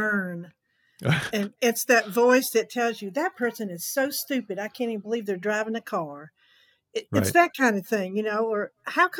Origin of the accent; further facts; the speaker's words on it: Alabama, United States; moved away as an adult; also born or lived in Atlanta / Los Angeles; growing up in Alabama